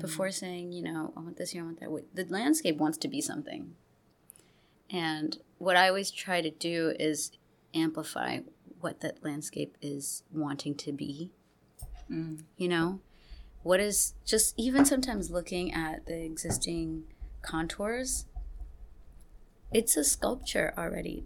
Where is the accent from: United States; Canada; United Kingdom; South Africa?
United States; Gulf Coast; also born or lived in Texas / Louisiana; I grew up in the Gulf Coast uh, region. I grew up going back and forth between Texas and Louisiana.